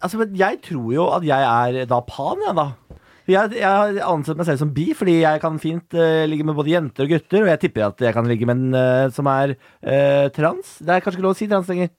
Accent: Moss, Østfold, Norway; Jeg er fra Moss

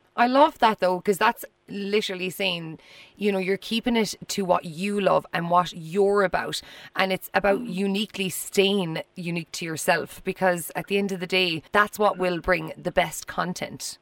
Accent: Ireland

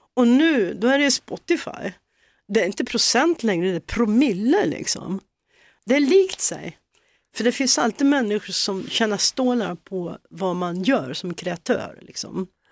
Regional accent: Hälsingland, Gävleborg County, Sweden; born or raised there; moved away; also born or lived in Solna, Sweden

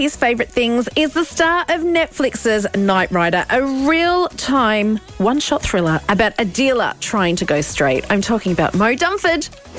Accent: Australia; now in Ireland; as an Australian

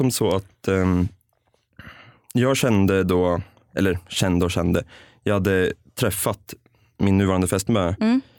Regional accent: Strängnäs, Södermanland, Sweden; Strängnäs ursprungligen.

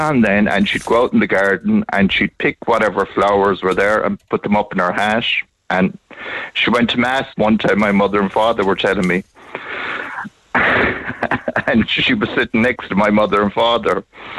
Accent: Munster, Ireland; Bandon Road

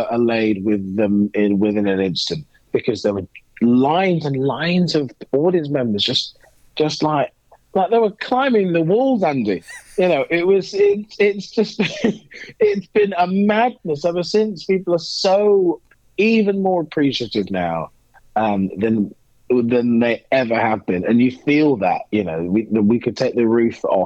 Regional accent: Wimborne, South West England, United Kingdom; moved away; growing up in Wimborne

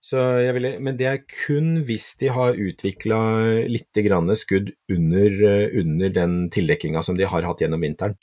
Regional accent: Kragerø, Telemark, Norway; moved away; Jeg var hjemme i Kragerø en gang til påske

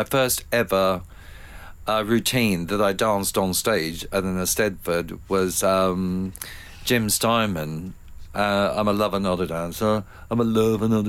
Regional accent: Ballarat, Victoria, Australia; moved away; my hometown of Ballarat.

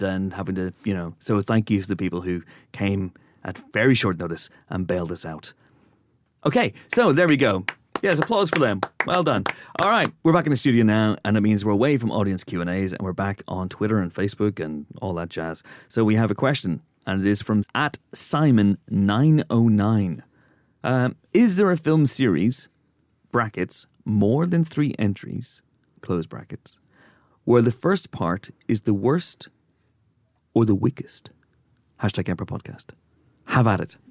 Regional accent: Northern Ireland, United Kingdom; moved away; Growing up in Northern Ireland

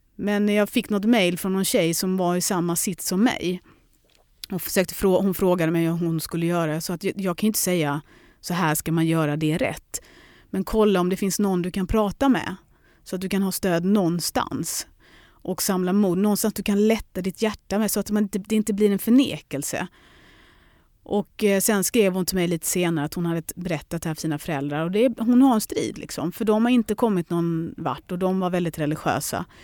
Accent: Lund, Skåne, Sweden; also born or lived in London; Jag kan dra hem till lilla Lund

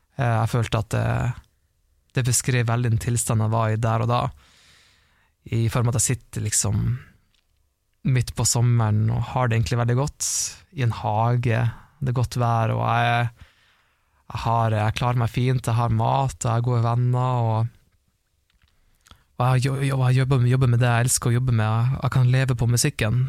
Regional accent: Harstad, Troms, Norway; accent: Northern Norwegian; moved away; ble jeg igjen i Harstad, det er det der jeg kommer fra

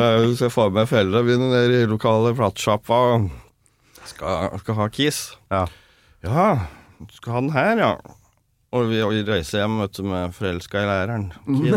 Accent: Toten, Innlandet, Norway; accent: Toten dialect; also born or lived in Trondheim / Germany / France / New York; now in Stockholm, Sweden; Jeg er født i Trondheim, vokste opp på Toten.

